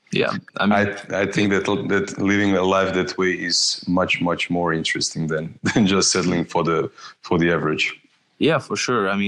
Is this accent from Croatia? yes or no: yes; Osijek, Osijek-Baranja County, Croatia; moved away as an adult; now in Zagreb, Croatia; I was born in in Osijek, uh, in Croatia, and uh, I moved two years ago. I moved to Zagreb, to the capital.